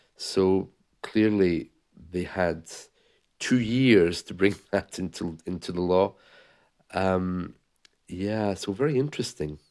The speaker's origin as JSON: {"language": "English", "region": "England", "country": "United Kingdom", "tie": "born or raised there", "also_born_or_lived": "Scotland", "said": "I was born in Scotland.\" uh, but lived in England for a while and grew up in England"}